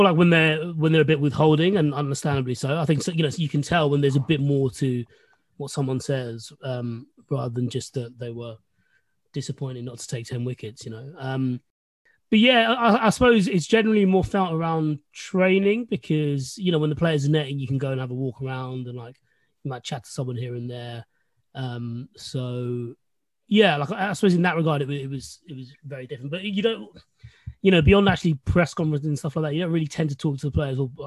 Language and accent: English; London, United Kingdom; I was born in London. My parents moved over in 1984. I was born in 1986